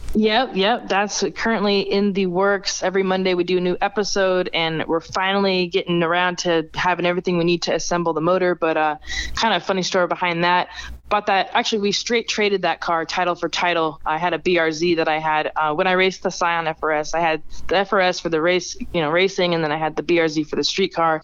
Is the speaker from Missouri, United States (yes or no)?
no; Las Vegas, Nevada, United States; being born and raised in Vegas